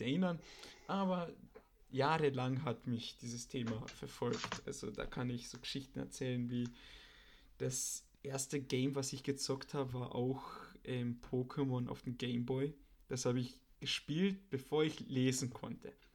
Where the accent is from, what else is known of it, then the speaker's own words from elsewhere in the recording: Austria; bei uns in Österreich